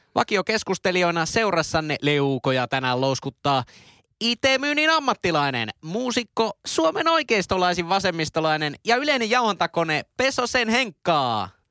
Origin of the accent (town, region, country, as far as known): Oulu, North Ostrobothnia, Finland; accent: Oulu dialect